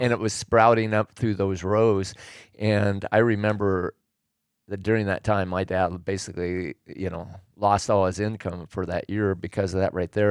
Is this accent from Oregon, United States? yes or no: yes; Willamette Valley, Oregon, United States; moved away as an adult; now in California, United States; I was born and raised in Oregon. And, uh, so I grew up in the Willamette Valley